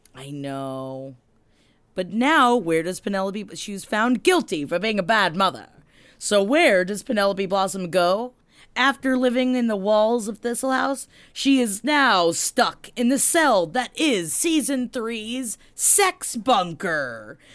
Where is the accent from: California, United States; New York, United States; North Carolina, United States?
New York, United States; New York City; we grew up in Queens